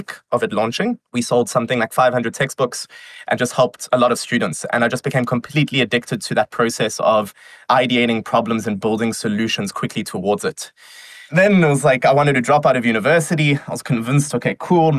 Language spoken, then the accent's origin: English; Johannesburg, Gauteng, South Africa; moved away; I am originally from South Africa. I was born in Johannesburg.